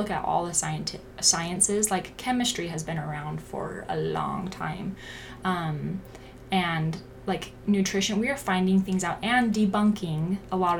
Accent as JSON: {"language": "English", "town": "Pleasant Grove", "region": "Utah", "country": "United States", "tie": "born or raised there", "said": "I grew up in Pleasant Grove, Utah."}